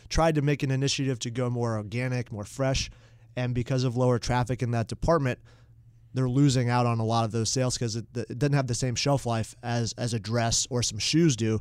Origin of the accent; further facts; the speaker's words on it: Mooresville, North Carolina, United States; growing up in Mooresville, North Carolina